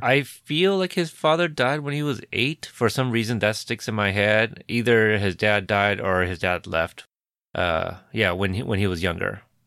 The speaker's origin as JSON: {"language": "English", "country": "United States", "said": "I, being Asian American myself"}